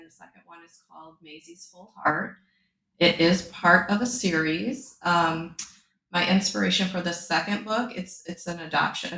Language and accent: English; Michigan, United States; moved away as an adult; now in Milton, United States; I am from Michigan, but we've lived here for 10 years.